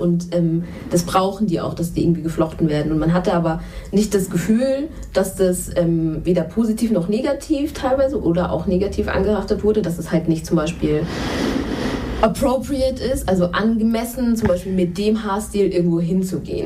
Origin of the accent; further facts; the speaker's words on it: Munich, Bavaria, Germany; ich komme ja auch aus München